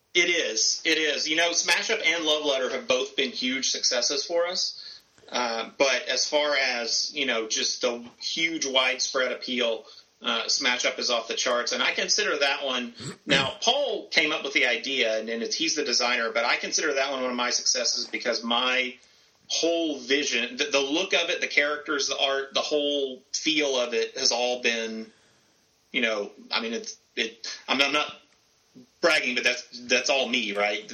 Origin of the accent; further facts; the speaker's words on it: the South, United States; I grew up in the South